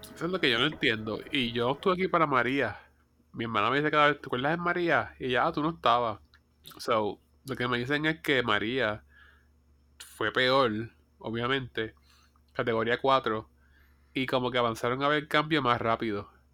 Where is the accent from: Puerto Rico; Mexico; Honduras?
Puerto Rico